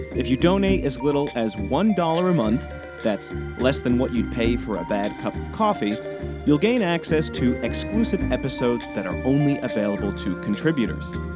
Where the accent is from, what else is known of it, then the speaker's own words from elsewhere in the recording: United States; accent: American; my painfully American accent